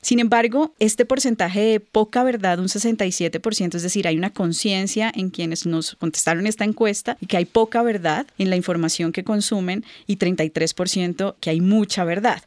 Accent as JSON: {"language": "Spanish", "country": "Colombia", "said": "en nuestro país, en Colombia"}